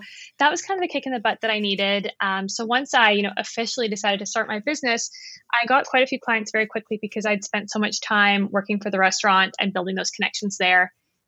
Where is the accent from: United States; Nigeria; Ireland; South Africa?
South Africa; also born or lived in Canada; now in Vancouver, Canada; And I live in Vancouver with my husband and my dog. So I'm originally from South Africa, but I kind of lived between Canada and South Africa when I was growing up.